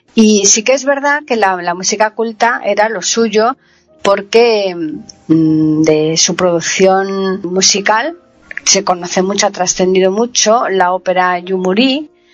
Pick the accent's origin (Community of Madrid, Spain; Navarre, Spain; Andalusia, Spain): Andalusia, Spain; Alcalá de Guadaíra; de donde soy yo Alcalá